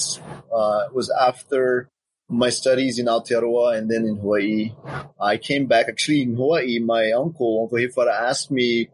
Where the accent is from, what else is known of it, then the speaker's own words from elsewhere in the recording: Windward Islands, French Polynesia; now in Papeete, French Polynesia; I was born here in Papeete, where I live right now, and but I grew up in Moorea in Papetoe